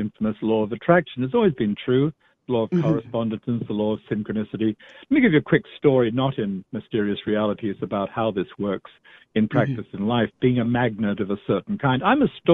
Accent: Australia; I'm Australian

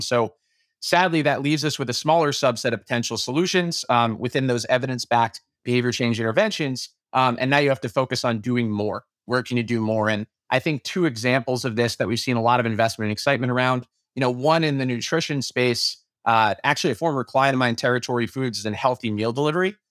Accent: New York City, New York, United States; moved away; also born or lived in Chicago / Melbourne / Boston; I was born and raised in Brooklyn

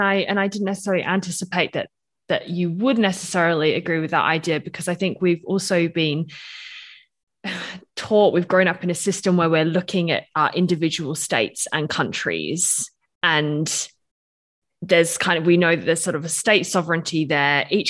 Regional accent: Australia; now in Switzerland; I'm Australian, British, I live in Switzerland.

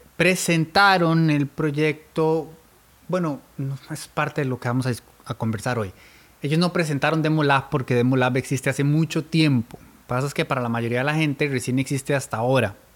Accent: Turrialba, Cartago, Costa Rica; soy de Turrialba

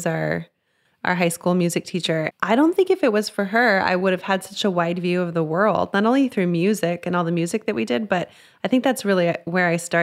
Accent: La Mesa, New Mexico, United States; also born or lived in Las Cruces, New Mexico; now in Los Angeles, United States; we grew up in Las Cruces, New Mexico, which is, a small town south near El Paso, Texas. But even smaller, we grew up in a place called La Mesa, New Mexico

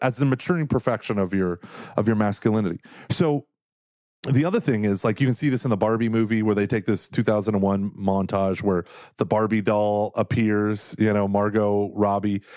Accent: Australia; I'm an Australian

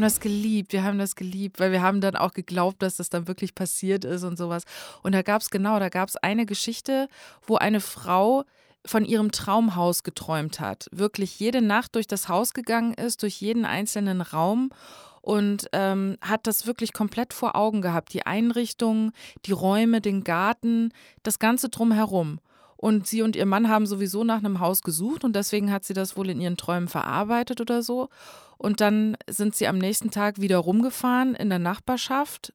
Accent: North Hesse, Germany; Bei uns in Nordhessen ähm, da gibt es manche Leute, die sehr extrem so nordhessisches Platt reden

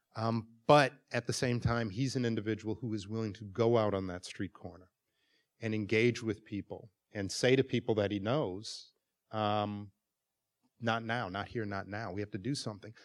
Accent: Milwaukee, Wisconsin, United States; moved away; It is one of the most segregated cities in America, and I grew up there

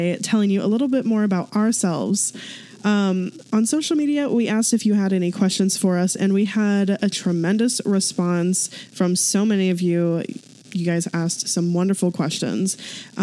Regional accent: St. Louis, Missouri, United States; moved away as an adult; now in Kansas City, United States; So we're both from St. Louis. I currently live in Kansas City with my husband, Jordan

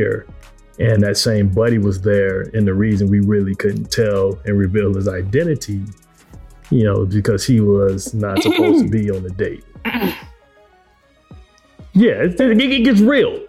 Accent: Detroit, Michigan, United States; we're both from Detroit

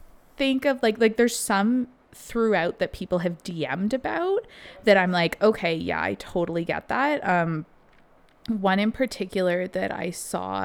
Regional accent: Canada; we are Canadian

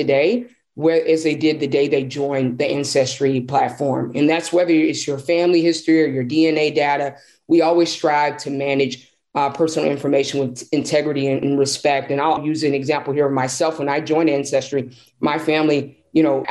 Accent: Nashville, Tennessee, United States; I'm a sixth generation Nashvillean

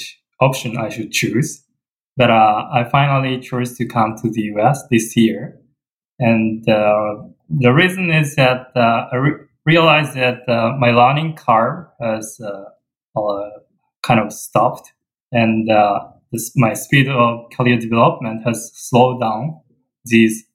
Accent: Japan; moved away as an adult; now in Michigan, United States; I come from Japan

